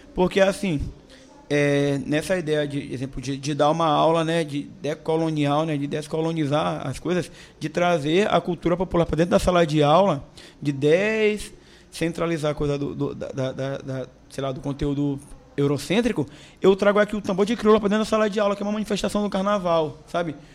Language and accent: Portuguese; São Luís, Maranhão, Brazil; eu sou nascido e criado na Praia Grande